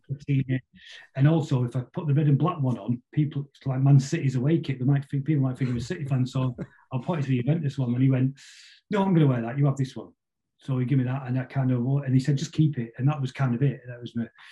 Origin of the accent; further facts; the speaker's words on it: Manchester, North West England, United Kingdom; I grew up in West Manchester